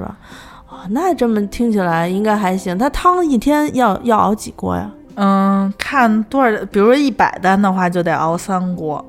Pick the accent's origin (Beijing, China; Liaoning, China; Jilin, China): Beijing, China; Landianchang area; 我们家小时候住在，就是现在我们家那地儿已经成了大商场了，但是小的时候那边儿专门儿有一个盲人工厂，就是在那个蓝电厂那一带